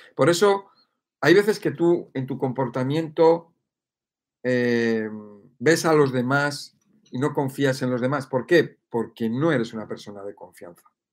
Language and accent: Spanish; Madrid, Community of Madrid, Spain; yo soy de Madrid